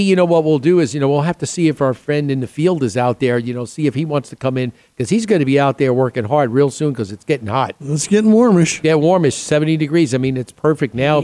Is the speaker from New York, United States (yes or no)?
yes; New York, United States; moved away; also born or lived in Chicago / Boston; I grew up back east in New York